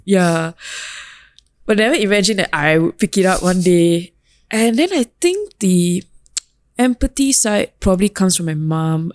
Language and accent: English; Singapore; moved away; also born or lived in London; as a Singaporean Tamil